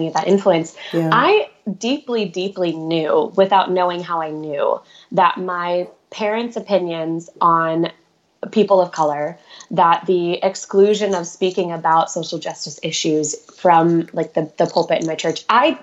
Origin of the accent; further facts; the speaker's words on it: just outside St. Louis, Missouri, United States; I was raised in the Midwest, just outside St. Louis, Missouri, in the suburbs